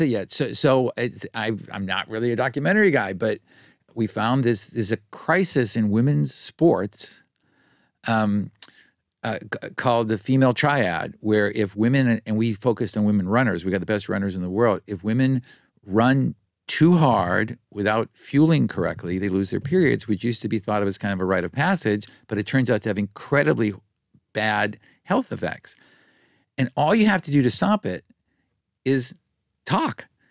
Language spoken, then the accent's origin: English; United States; growing up in America